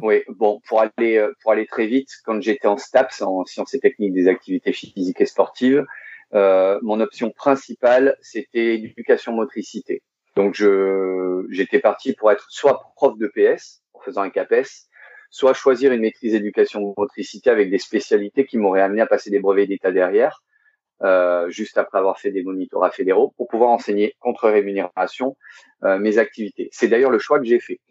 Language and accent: French; Monaco; Je suis né le 14 février 1975 à Monaco. Donc, je suis monégasque.